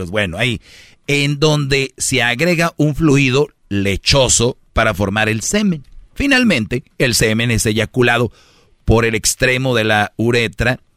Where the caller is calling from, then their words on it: San Nicolás de los Garza, Nuevo León, Mexico; Yo vengo a decirles, oigan, vengo desde San Nicolás de los Garza a una radio nacional a decirles, estamos mal.